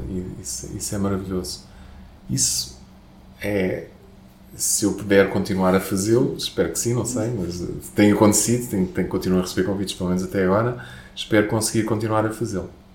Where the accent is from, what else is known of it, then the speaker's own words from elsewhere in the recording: Portugal; Mas eu também sou latino, não é? Eu também sou daqui